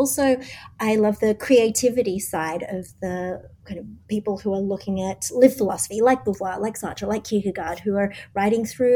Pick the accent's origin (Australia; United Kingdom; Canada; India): Australia; moved away as an adult; now in New York, United States; As you can tell, I'm Australian